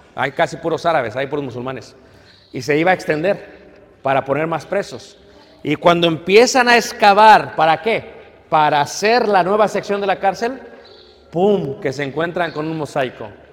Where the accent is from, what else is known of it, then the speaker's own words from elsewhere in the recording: Mexico; me ve como mexicano